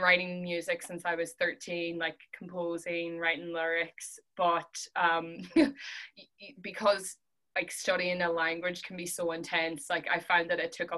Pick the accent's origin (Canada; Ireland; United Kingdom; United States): Ireland; Donegal, Ulster; I'm from Donegal.